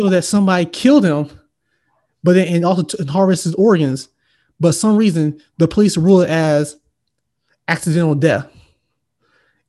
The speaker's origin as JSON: {"language": "English", "town": "Valdosta", "region": "Georgia", "country": "United States", "tie": "born or raised there", "moved": "yes", "said": "my hometown. You know this place, Valdosta, Georgia."}